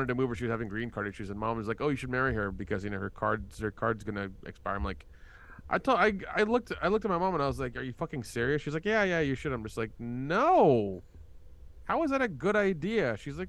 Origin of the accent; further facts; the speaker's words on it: the South, United States; it's funny when I tell people I'm from the South, they're like, "You don't sound like it." I'm like, "I killed that accent years ago."